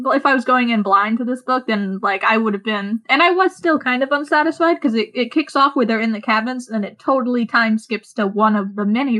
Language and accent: English; Oregon, United States; I'm from Oregon, so we all learn about the Donner Party.